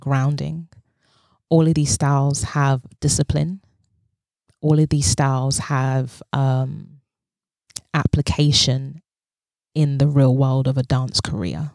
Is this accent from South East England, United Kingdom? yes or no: no; London, United Kingdom; I speak as a black woman of West African descent who was born and raised in London